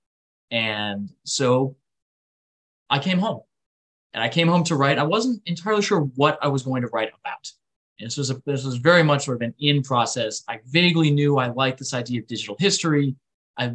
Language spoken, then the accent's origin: English; Rochester, New York, United States; my hometown of Rochester, New York